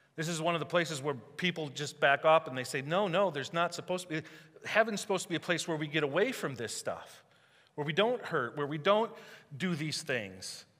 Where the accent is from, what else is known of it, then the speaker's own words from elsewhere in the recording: United States; I know that I'm Welsh and German and Swedish, right? I know where I came from, but I'm American first.